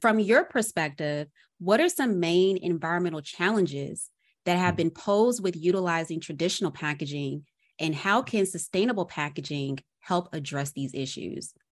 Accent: Arkansas, United States; now in Atlanta, United States

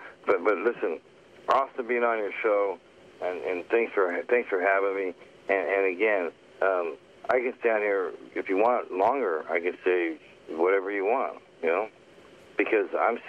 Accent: Canada; Yeah, I'm actually Canadian.

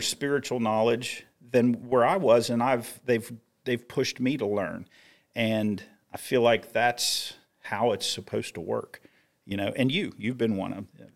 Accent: Grafton, West Virginia, United States; I was in that family circle of my hometown in Little Grafton, West Virginia

